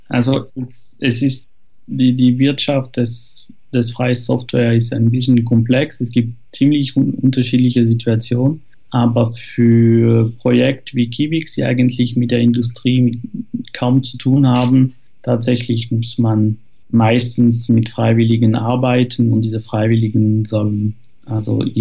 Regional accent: France; German is a second language; now in Zurich, Switzerland; ich bin Franzose, wohne aber in der Schweiz seit zehn Jahren in Zürich.

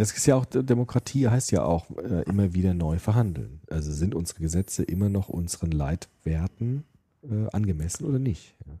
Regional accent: Germany; Auch wir sind ja die erste Generation im Grunde, die ohne Krieg aufgewachsen ist in Deutschland

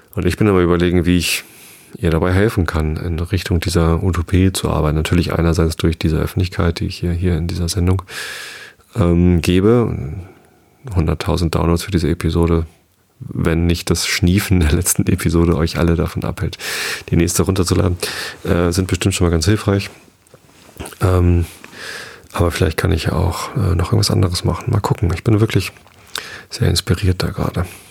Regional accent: Hamburg area, Lower Saxony, Germany; now in Lower Saxony, Germany; bin in Hamburg geboren. Ich bin zwar hier am Speckgürtel von Hamburg, südlich von Hamburg aufgewachsen.

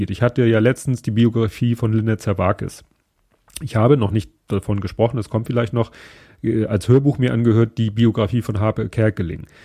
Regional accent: Hamburg, Germany; Als Hamburger, wenn man da so jemanden auf Instagram folgt, kriegt man dann doch irgendwann raus

